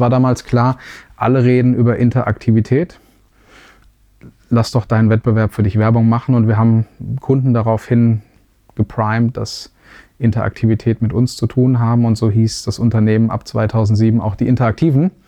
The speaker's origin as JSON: {"language": "German", "town": "Wetzlar", "region": "Hesse", "country": "Germany", "tie": "born or raised there", "also_born_or_lived": "Darmstadt", "said": "Ich bin Mittelhesse, ich bin in, äh, in Wetzlar geboren äh, und ähm, habe aber dann in Darmstadt studiert, ähm, auch Hessen"}